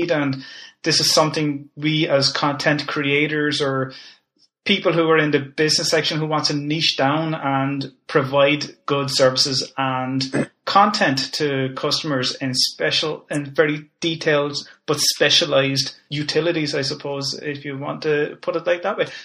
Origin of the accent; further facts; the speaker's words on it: Boston, Massachusetts, United States; I grew up around Boston. Yeah, sure, so full of Irish people.